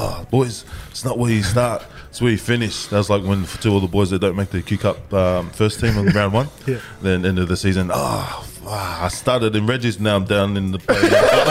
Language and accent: English; Australia; No, I'm Australian.